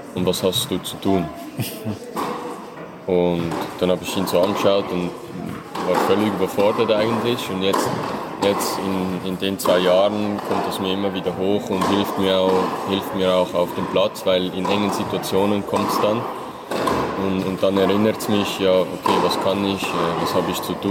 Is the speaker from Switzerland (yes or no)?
yes; Möhlin, Aargau, Switzerland; ich war damals beim F C Möhlin. Mhm. Also das ist in meinem, in meinem Dorf, also in meiner Heimat